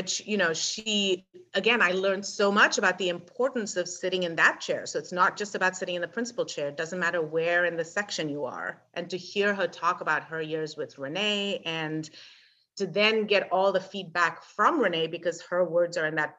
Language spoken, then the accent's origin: English; England, United Kingdom; Apparently, I came from England with not enough control over my vibrato.